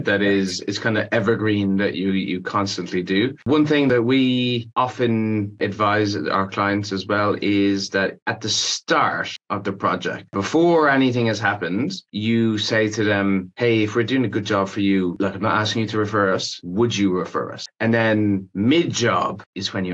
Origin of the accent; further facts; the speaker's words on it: Ireland; when I was growing up in Ireland